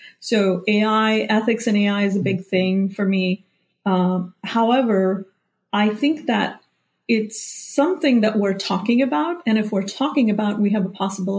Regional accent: India; moved away as an adult; I grew up in India

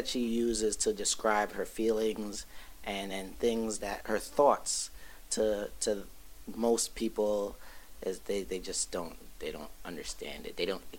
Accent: Brooklyn, New York, United States; I'm from Brooklyn.

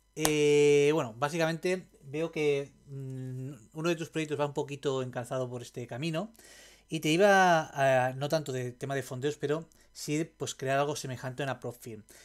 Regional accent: Roses, Catalonia, Spain; moved away; yo soy de Rosas Rosas

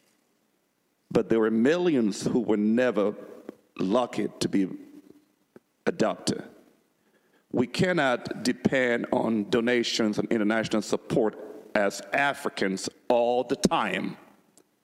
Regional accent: Liberia; now in United States; I come from Liberia, where I was born

